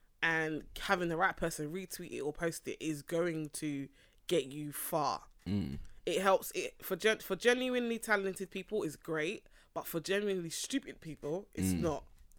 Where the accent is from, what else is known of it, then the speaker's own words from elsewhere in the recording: East London, London, United Kingdom; I'm from East London, innit?